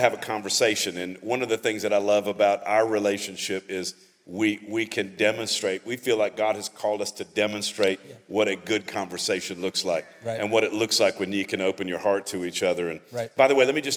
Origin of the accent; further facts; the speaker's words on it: Louisiana, United States; I grew up in Louisiana